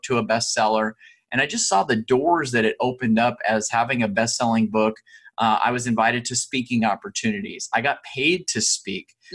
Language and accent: English; Southern California, United States; I grew up in Southern California